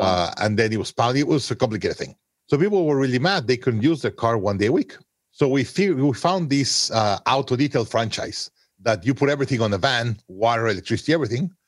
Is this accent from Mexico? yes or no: yes; Mexico City, Mexico; moved away as an adult; also born or lived in Monterrey, Mexico; I was born in Monterrey, Mexico, grew up in Mexico City.